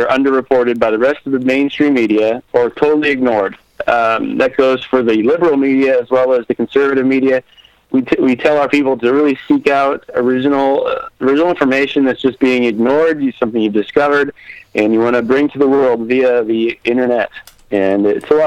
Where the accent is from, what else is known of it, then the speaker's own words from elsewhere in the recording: Midwest, United States; I grew up around guns in the Midwest.